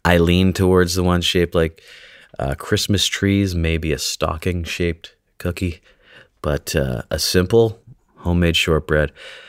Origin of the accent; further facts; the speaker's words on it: British Columbia, Canada; I grew up on Vancouver Island, about 10 minutes south of a city called Nanaimo, which apparently that's where these come from.